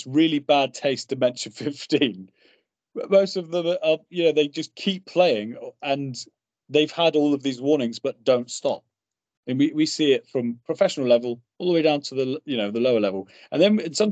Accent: United Kingdom; being British

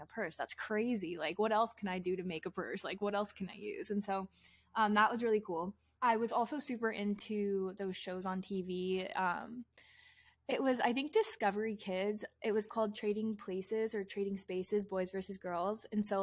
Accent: Richland, Washington, United States; I was literally born and raised in Washington State

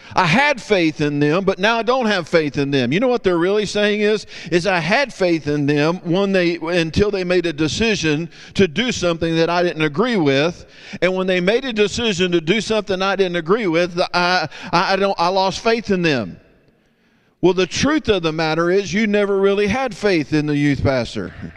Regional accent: Texas, United States; I'm from Texas

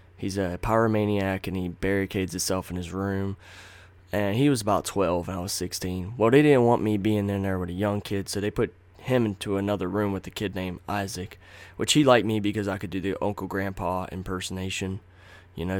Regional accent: Nashville, North Carolina, United States; born or raised there; also born or lived in Rocky Mount, North Carolina

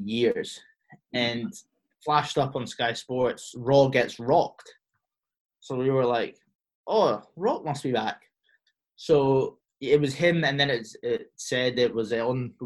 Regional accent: Cyprus; moved away; I grew up in Cyprus

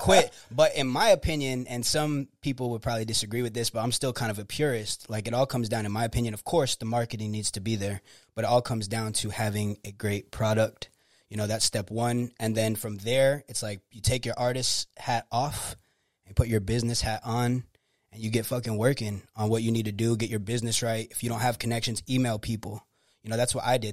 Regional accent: Clearwater, Florida, United States; I was born in Clearwater, Florida

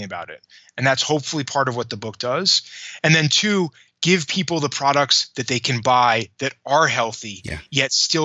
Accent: New York, United States; I grew up in New York.

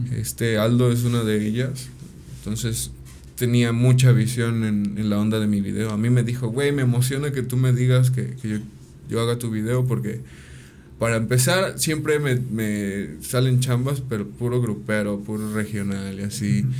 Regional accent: Ayala, Morelos, Mexico; pues de Ayala

